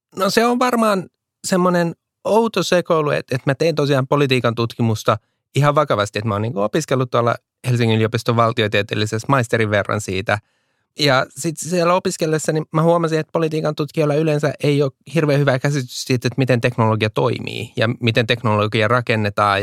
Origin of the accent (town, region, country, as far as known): Finland